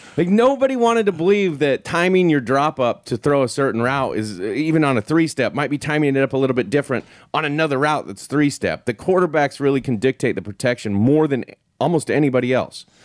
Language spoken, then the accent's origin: English; Wyoming, United States; moved away; growing up in Wyoming